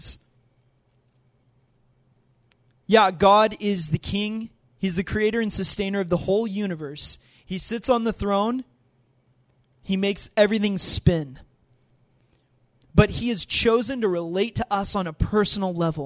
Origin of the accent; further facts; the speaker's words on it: United States; being an American